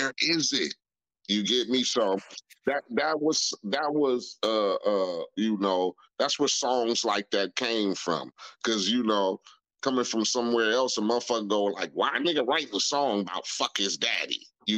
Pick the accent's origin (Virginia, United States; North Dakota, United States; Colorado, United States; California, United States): California, United States; Compton; growing up in Compton, living where I lived in a neighborhood called Spooktown